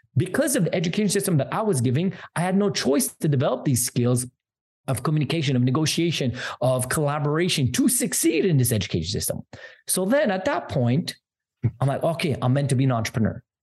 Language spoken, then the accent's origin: English; Montreal, Quebec, Canada; I'm from Canada